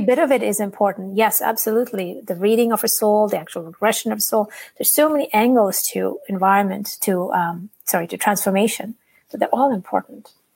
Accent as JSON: {"language": "English", "country": "India", "said": "I'm from India"}